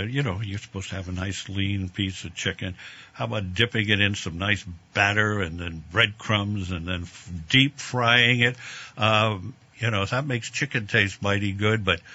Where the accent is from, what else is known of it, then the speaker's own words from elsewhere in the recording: New York City, New York, United States; moved away; I'm from the Bronx originally